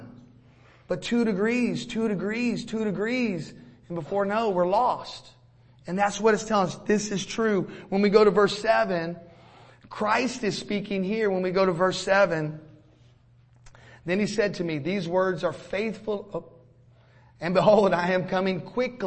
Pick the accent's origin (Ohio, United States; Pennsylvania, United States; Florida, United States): Florida, United States; now in Georgia, United States; We're from Florida, hurricanes all the time